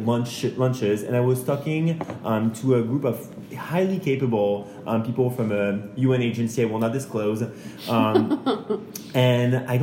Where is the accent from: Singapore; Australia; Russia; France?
France; moved away; I'm from France